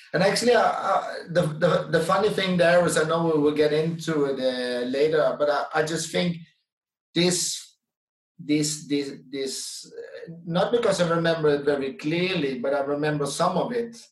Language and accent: English; Netherlands; English is a second language; moved away as an adult; also born or lived in Denmark; now in Sweden; I'm from the Netherlands